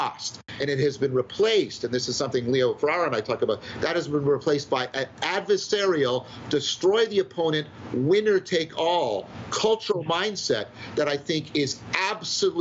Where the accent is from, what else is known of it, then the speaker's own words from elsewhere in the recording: Canada; I'm a Canadian